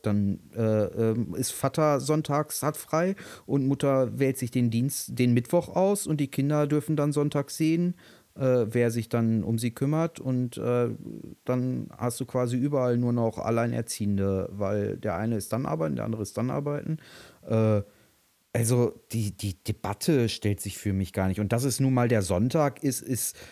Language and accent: German; Berlin, Germany; als Berliner